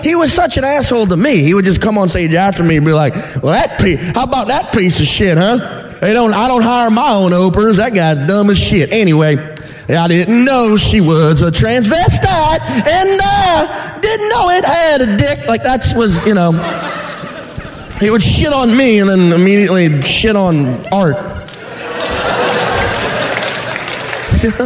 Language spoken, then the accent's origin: English; Louisiana, United States; moved away; I'm from Louisiana